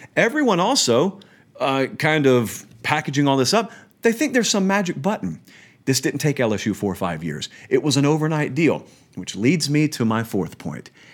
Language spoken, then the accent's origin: English; Columbus, Georgia, United States; moved away; I'm from Columbus. It's a military town